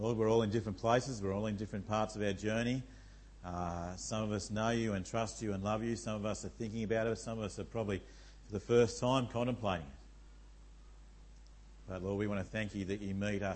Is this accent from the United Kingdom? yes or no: no; Tasmania, Australia; I come from Tasmania